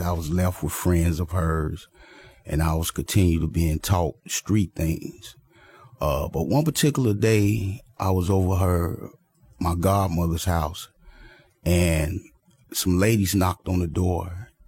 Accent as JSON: {"language": "English", "town": "Chicago", "region": "Illinois", "country": "United States", "tie": "born or raised there", "said": "I was born in Chicago, Illinois, to a single parent mother"}